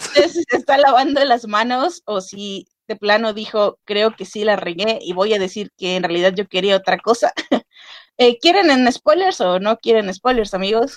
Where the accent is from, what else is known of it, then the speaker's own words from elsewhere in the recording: Veracruz, Mexico; como persona de Veracruz, soy de Veracruz